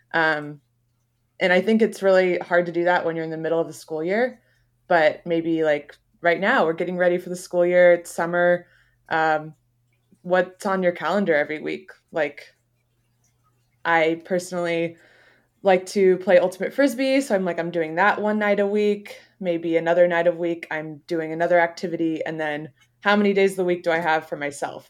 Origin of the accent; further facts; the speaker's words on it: Beaverton, Oregon, United States; I grew up in Beaverton